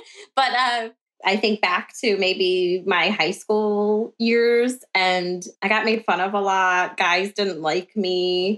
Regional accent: Midwest of the US, United States; accent: Midwestern; I live in the Midwest of the US, so I'm sure you can already tell by my accent

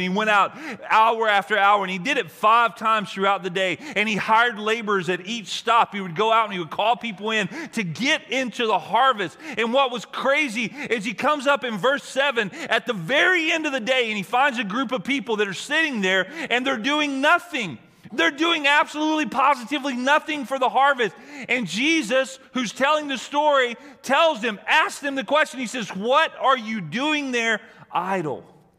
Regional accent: the South, United States; I'm from the South, and I have a mantra.

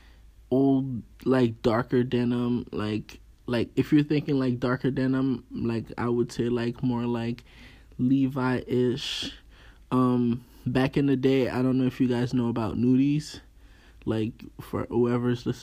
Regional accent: Haiti; accent: Haitian; I'm Haitian. My accent come out sometimes

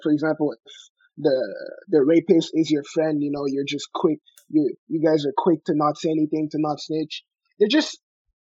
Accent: Montreal, Quebec, Canada; we're from Montreal

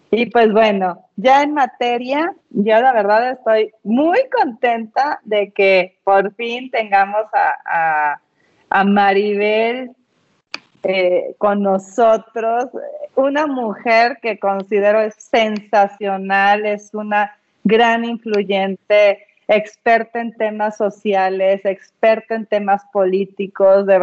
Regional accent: Mexico City, Mexico; born or raised there

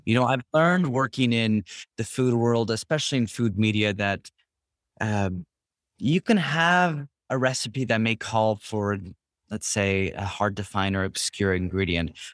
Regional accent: Berkeley, California, United States; moved away as an adult; also born or lived in Richmond, California; I'm from Northern California, uh, Bay Area. Grew up in Berkeley, Richmond, um, for my whole childhood up until I was 18

